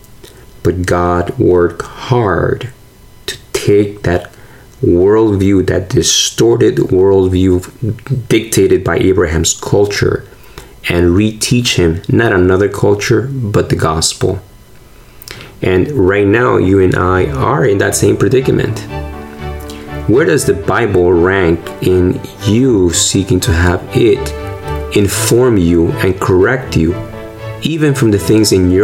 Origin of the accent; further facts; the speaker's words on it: Argentina; now in United States; I'm from Argentina